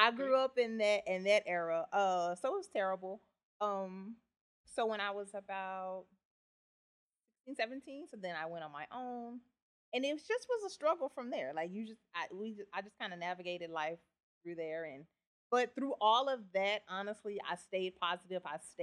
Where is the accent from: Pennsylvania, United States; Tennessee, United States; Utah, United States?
Tennessee, United States; Memphis; moved away as an adult; also born or lived in New Orleans; now in Lafayette, United States; So I grew up in Memphis, lived there for a long time, and then I moved to New Orleans. What brought me to Lafayette is Hurricane Katrina.